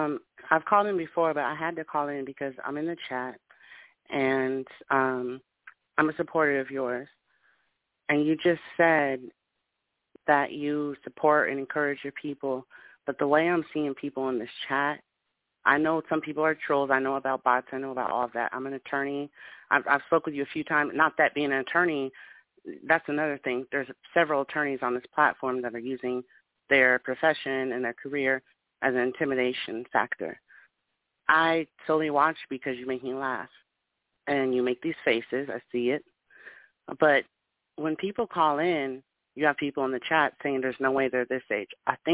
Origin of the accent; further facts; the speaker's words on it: Texas, United States; I'm from Texas. I know you.